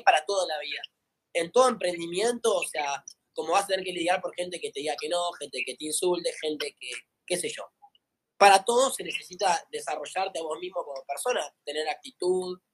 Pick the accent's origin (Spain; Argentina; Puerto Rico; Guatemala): Argentina; Tigre, Buenos Aires Province; soy de acá de Tigre, de Buenos Aires